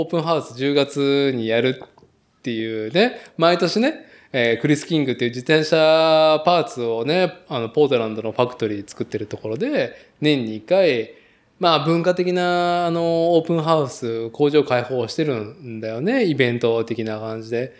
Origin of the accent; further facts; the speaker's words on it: Nagoya, Aichi, Japan; 名古屋生まれ、名古屋育ちで